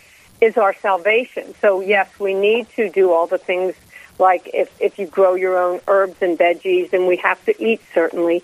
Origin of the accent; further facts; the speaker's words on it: Cincinnati, Ohio, United States; I grew up here in Cincinnati in a big Lebanese family, Catholic family